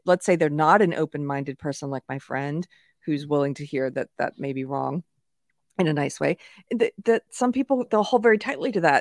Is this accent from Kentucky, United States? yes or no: no; South Carolina, United States; moved away; I'm from South Carolina originally